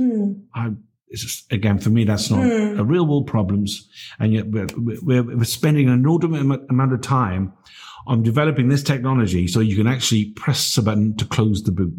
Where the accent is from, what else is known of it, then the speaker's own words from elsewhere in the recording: Barry, Wales, United Kingdom; I grew up in Barry.